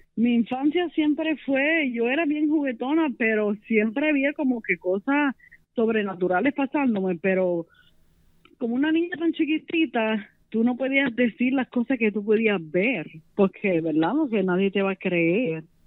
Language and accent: Spanish; Las Piedras, Puerto Rico; soy de Puerto Rico, Las Piedras